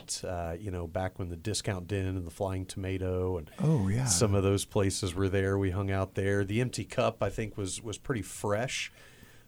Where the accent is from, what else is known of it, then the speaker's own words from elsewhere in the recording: Muncie, Indiana, United States; growing up in Muncie